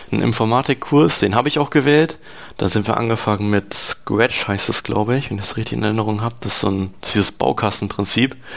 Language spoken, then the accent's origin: German; Lower Saxony, Germany; ich komme ja aus der Gegend Lastrup-Löning da in der, also der Ort, wo ich wohne, heißt Norwegen. Äh, sehr kleiner Ort.